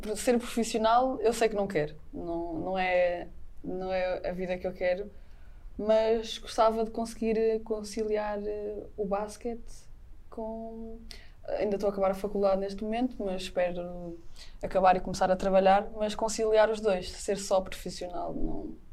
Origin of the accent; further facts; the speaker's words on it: the North, Northern Portugal, Portugal; moved away; no Norte temos muito aquele, ah, temos de ser muito raçudos